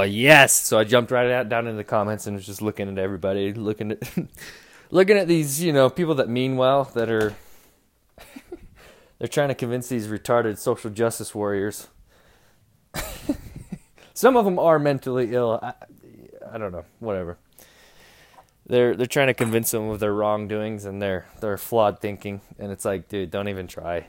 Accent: Utah, United States; I'm Mormon. I'm from Utah.

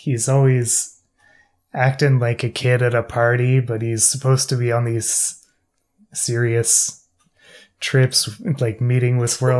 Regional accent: Canada

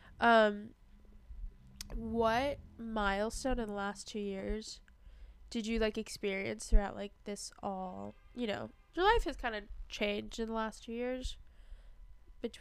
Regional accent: New York City, New York, United States; I'm from Staten Island.

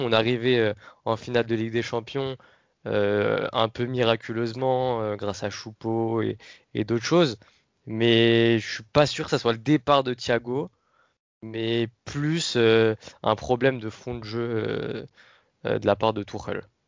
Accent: Paris, Île-de-France, France; On vient de Paris

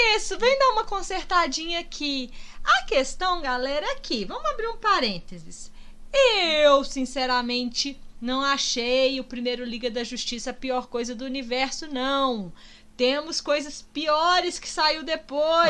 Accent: Minas Gerais, Brazil; a gente como bom mineiro

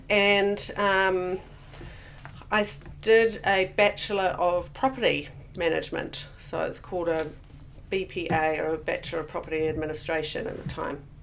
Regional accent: Auckland, New Zealand; also born or lived in Hamilton, Waikato / Tamahere, Waikato; now in Queenstown, New Zealand; when I was about seven, we moved to Auckland. So predominantly, Auckland was where I grew up.

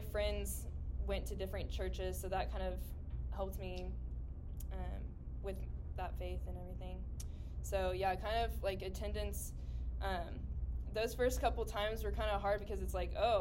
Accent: Edmond, Oklahoma, United States; I grew up in Edmond and stayed in Edmond

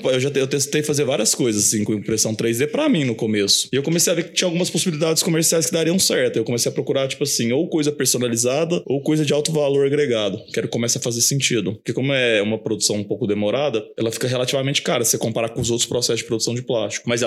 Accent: Uberlândia, Minas Gerais, Brazil; also born or lived in São Paulo; Eu nasci aqui em Uberlândia. Eu morei os dois primeiros anos da minha vida em São Paulo, mas logo mudei para cá. Acabou que eu estudei aqui, fiz faculdade aqui também. Morei um ano fora, assim, mas voltei e acabei ficando aqui sempre.

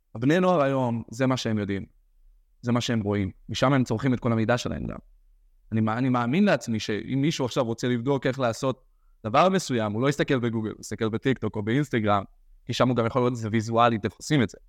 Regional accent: Or Yehuda, Central District, Israel; אני גדלתי באור יהודה

